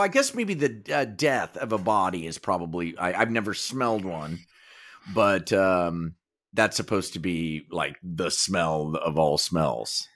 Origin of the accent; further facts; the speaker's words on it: Kansas, United States; growing up in Kansas